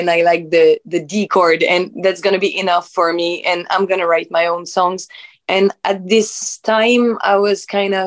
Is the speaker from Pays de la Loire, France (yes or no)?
yes; Nantes, Pays de la Loire, France; English is a second language; moved away as an adult; also born or lived in Paris; I was born in Nantes in France. So in the west coast of France in 1996. And I was raised there, and then I went to Paris to make my study journalism and everything